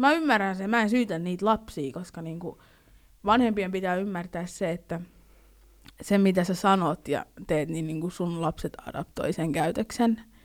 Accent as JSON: {"language": "Finnish", "country": "Finland", "tie": "born or raised there", "said": "mä oon niinku suomalainen, tai sille, että mä oon syntynyt Suomessa"}